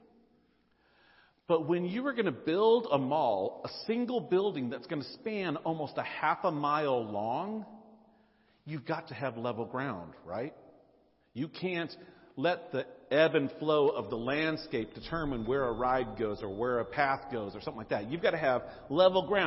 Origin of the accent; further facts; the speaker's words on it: Nashville, Tennessee, United States; moved away; I grew up in Nashville.